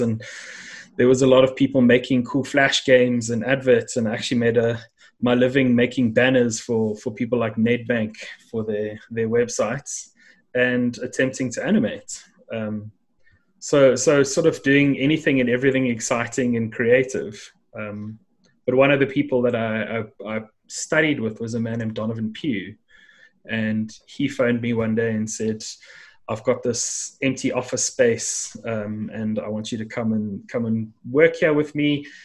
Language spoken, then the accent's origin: English; South Africa; there were many people from around the world that somehow ended up here at the bottom end of Africa, and and that's how I ended up uh, coming to to life.